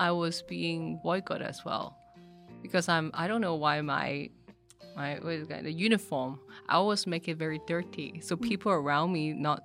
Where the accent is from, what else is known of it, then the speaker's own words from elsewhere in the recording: Hong Kong; I grew up in Hong Kong too